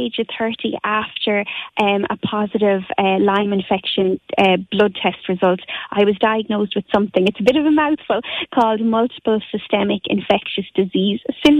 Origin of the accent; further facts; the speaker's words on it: Moycullen, Connacht, Ireland; I'm originally from Mycullough in Galway